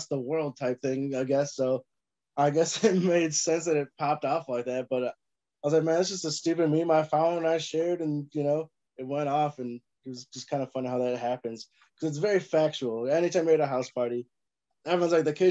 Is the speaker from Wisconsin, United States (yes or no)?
yes; Lake Geneva, Wisconsin, United States; also born or lived in Illinois; I was born in Illinois, but since the age of like 5, I grew up in Wisconsin. Grew up down in Lake Geneva